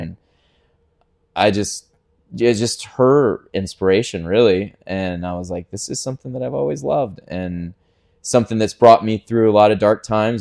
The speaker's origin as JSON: {"language": "English", "town": "Ponte Vedra Beach", "region": "Florida", "country": "United States", "tie": "born or raised there", "said": "I was born in Pontevedra, Palm Valley area. We kind of bounced around that area"}